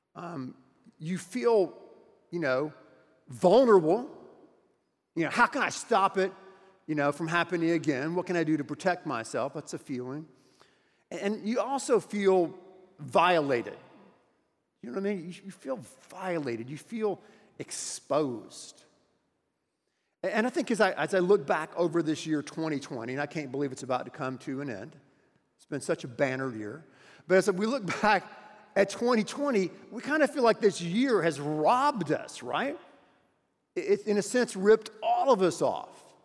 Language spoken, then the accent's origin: English; United States; as an American and as a citizen here in our wonderful country